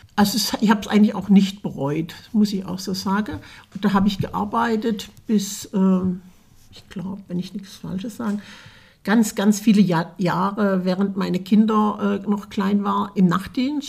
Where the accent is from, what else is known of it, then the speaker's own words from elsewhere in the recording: Bieringen, Baden-Württemberg, Germany; now in Fulda, Germany; Ich komme aus Bieringen an der Jagd. das ist in der Nähe von Berlichingen